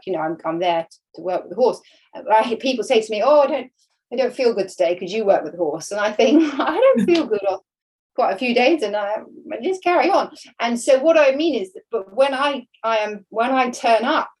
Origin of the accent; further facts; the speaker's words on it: about 4 hours east of Devon, England, United Kingdom; now in Devon, United Kingdom; I grew up about 4 hours east of here